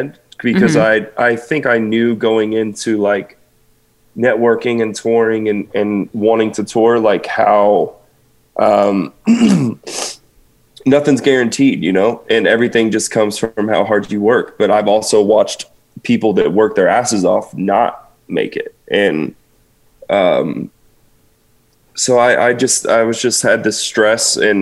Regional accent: the South, United States; I'm from the South

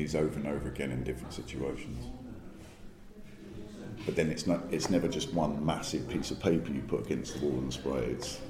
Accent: London, United Kingdom; from London.

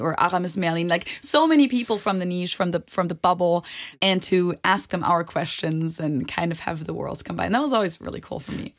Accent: Munich, Bavaria, Germany; moved away as an adult; now in Cincinnati, United States; I'm from Munich, live in Cincinnati

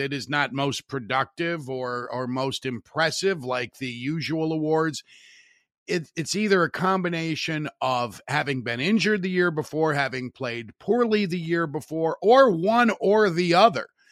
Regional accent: Hammond, Indiana, United States; my hometown radio station, W J O B in Hammond

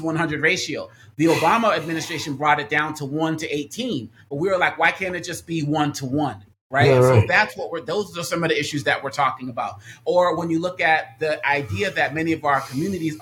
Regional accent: Boston, Massachusetts, United States; moved away; I was born and raised in Boston, where I am now visiting family.

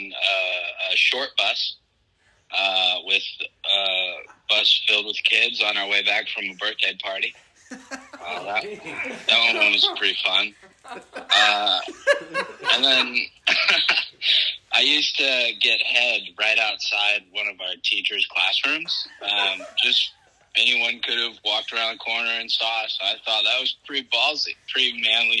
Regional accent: St. Louis, Missouri, United States; now in Gainesville, United States; I'm a St. Louis born and raised

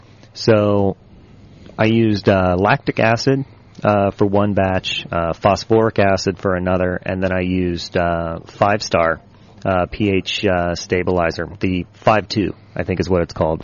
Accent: Midwest, United States; I'm from the Midwest, small towns

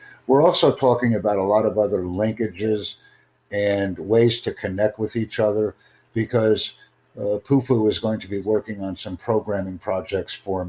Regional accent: United States; You know where I'm from. You can tell by my English. Please.

